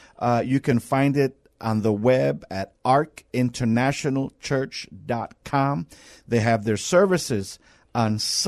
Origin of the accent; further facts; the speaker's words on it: New York, United States; now in San Antonio, United States; and that's a big thing for me because I'm from New York.